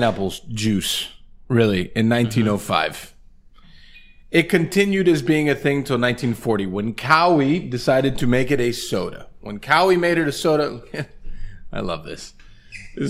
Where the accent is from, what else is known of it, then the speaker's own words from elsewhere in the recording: Pinar del Río, Cuba; moved away; Pinar del Río, which is my hometown, which is where my family is from.